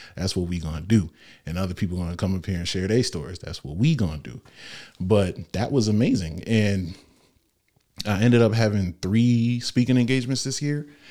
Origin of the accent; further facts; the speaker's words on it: Norwalk, United States; I was born in Norwalk Hospital.